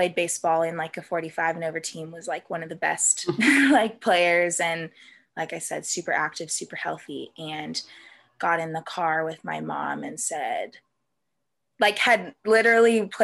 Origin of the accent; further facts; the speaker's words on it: Vista, California, United States; also born or lived in Abilene, Texas; I grew up here in North County, San Diego, in Vista